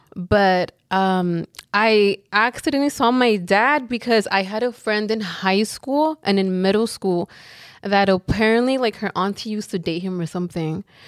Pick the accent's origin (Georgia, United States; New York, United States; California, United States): California, United States; Los Angeles; we grew up in South Central, like, our whole lives